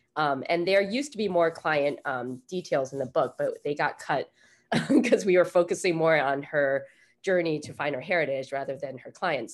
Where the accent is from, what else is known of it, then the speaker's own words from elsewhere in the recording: United States; also born or lived in Taiwan; I was born in Taiwan and I moved here when we were seven. So I basically grew up in America